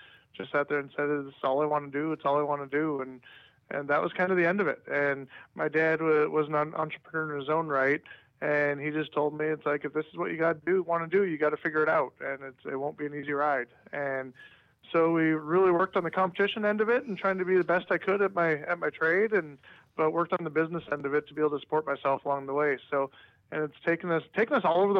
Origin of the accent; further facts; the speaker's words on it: Fort Frances, Ontario, Canada; now in Charlotte, United States; our hometown growing up in Fort Frederick, Ontario